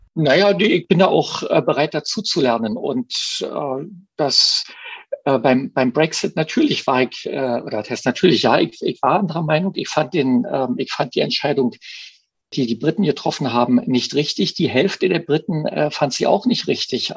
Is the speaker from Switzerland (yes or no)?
no; East Germany, Germany; ich bin ja Ostdeutscher